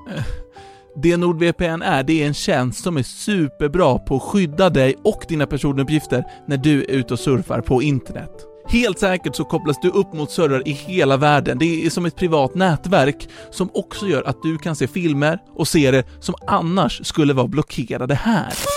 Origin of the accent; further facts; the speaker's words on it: Sweden; jag kommer från typ, alltså Järna, Nyköping.